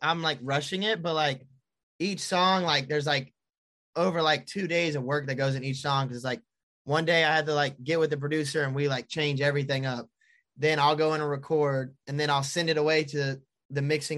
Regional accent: Charlotte, North Carolina, United States; I performed at Breakaway Music Festival in Charlotte, like in my hometown

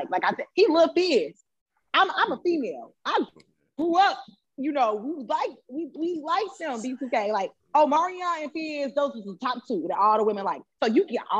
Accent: Chicago, Illinois, United States; I'm from Chicago. I kind of been around

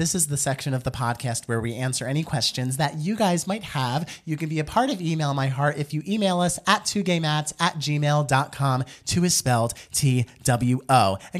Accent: Houston, Texas, United States; I was born and raised in Houston, Texas

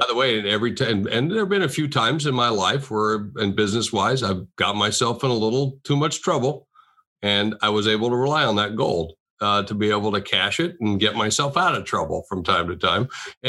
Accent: South Dakota, United States; I know, because I'm from South Dakota.

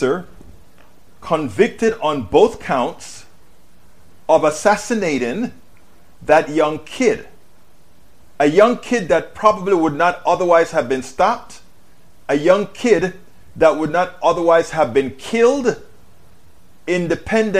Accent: Panama; now in United States; I'm from Panama, a third world country

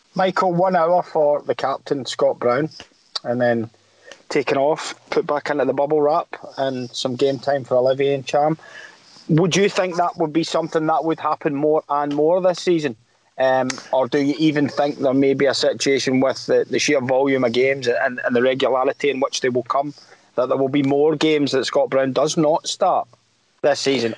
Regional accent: Blantyre, Scotland, United Kingdom; I used to play in a park in in uh, in, in Blantyre that was black ash

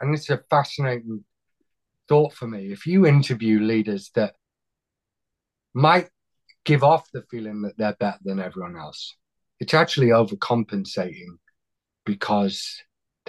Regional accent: United Kingdom; accent: British; I know it's my accent, isn't it? It's what you guys would have sounded like if you didn't chuck us out of the country.

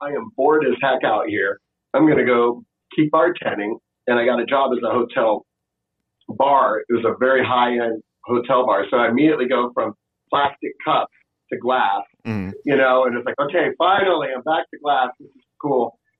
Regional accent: the South, United States; also born or lived in Washington, D.C. / San Francisco; And I grew up in the South too.

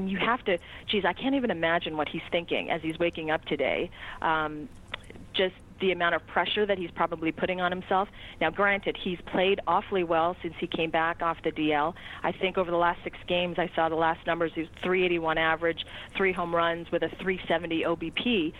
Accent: Toronto, Ontario, Canada; also born or lived in Boston; having been a Boston transplant for 4.5 years and having watched the 92-93 World Series teams in my hometown of Toronto, and not growing up in New England

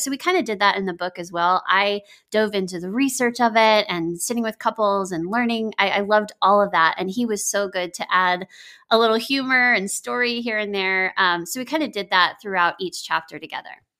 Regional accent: Texas, United States; moved away as an adult; now in Nashville, United States; I grew up in Texas

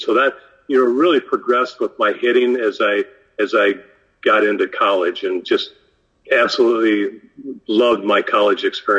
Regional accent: Ankeny, Iowa, United States; also born or lived in Forest City, Iowa / Belle Plaine, Iowa; born and raised in Ankeny

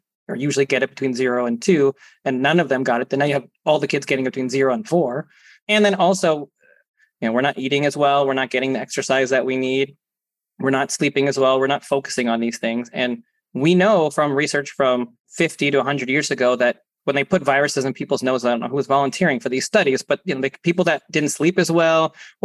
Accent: Canada; being Canadian

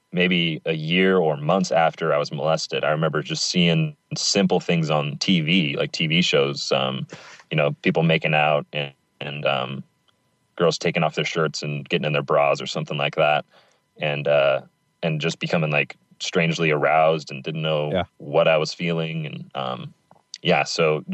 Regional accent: Pacific Northwest, United States; I grew up in the Pacific Northwest and lived here all my life

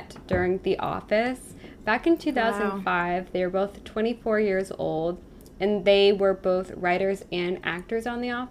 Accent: Massachusetts, United States; We're also from Massachusetts

